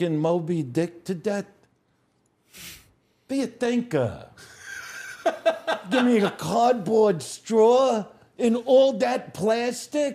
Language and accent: English; New York City, New York, United States; I'm a guy from Brooklyn